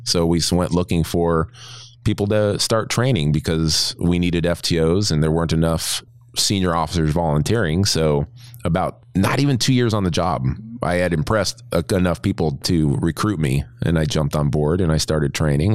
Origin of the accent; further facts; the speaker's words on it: New Jersey, United States; I'm from Jersey